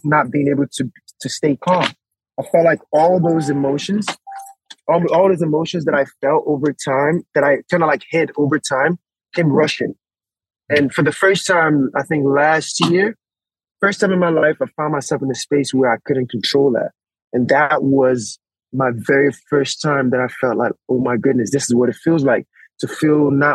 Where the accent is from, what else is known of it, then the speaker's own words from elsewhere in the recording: Nigeria; moved away; also born or lived in United States; I was born in Nigeria